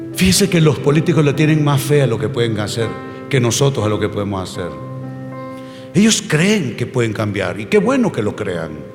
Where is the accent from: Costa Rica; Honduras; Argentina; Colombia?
Honduras; moved away; volver a Honduras me cuesta bastante